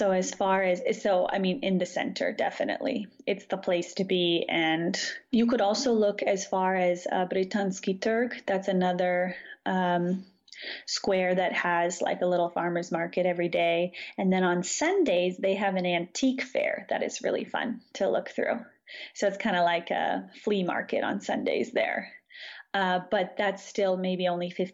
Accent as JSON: {"language": "English", "region": "Southern California", "country": "United States", "tie": "born or raised there", "moved": "as an adult", "lives_now": "Croatia", "said": "I grew up in Southern California"}